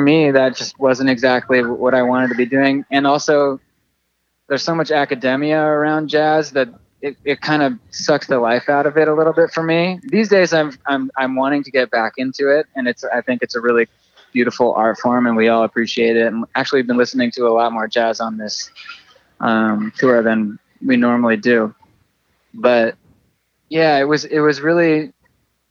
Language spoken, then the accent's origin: English; San Francisco, California, United States; also born or lived in Santa Barbara, California; I grew up in San Francisco and Santa Barbara